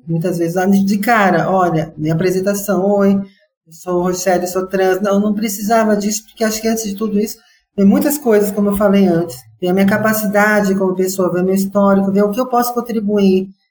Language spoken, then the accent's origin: Portuguese; Brazil; eu sou brasileira